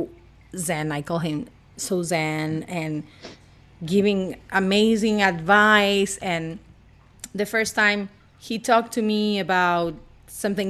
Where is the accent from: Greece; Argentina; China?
Argentina; English is a second language; also born or lived in Puerto Rico / Colorado; now in Los Angeles, United States; I'm not from Los Angeles. You can clearly see or hear by my accent. I'm from Argentina, but I have moved all over places